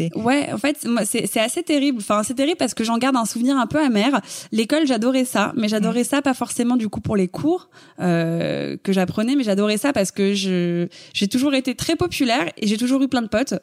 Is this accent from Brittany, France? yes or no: no; Paris, Île-de-France, France; Je suis née à Paris, j'ai grandi à Paris, je, je n'ai jamais quitté Paris.